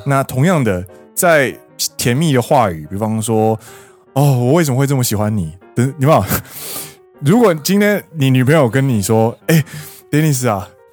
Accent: Taiwan; moved away as an adult; now in Japan; 我是台湾人

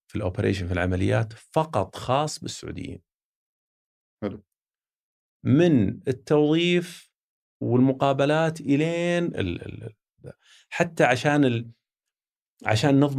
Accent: Saudi Arabia; نتاكد انه ما في احد يستخدم اني انا لاني انا سعودي انا بضغط على مديري

